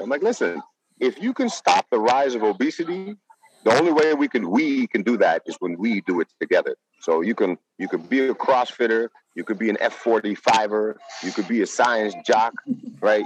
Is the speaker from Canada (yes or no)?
no; Netherlands; now in Las Vegas, United States; I'm from the Netherlands, so I follow the news in the Netherlands.